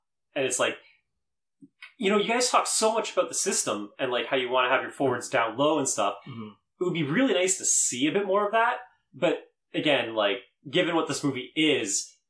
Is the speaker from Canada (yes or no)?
yes; Canada; we're all Canadian